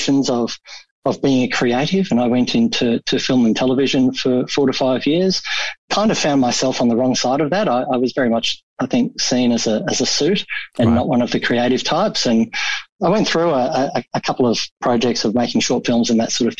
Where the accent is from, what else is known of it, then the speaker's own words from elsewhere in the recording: Melbourne, Victoria, Australia; I grew up in Altona. It's in the west of Melbourne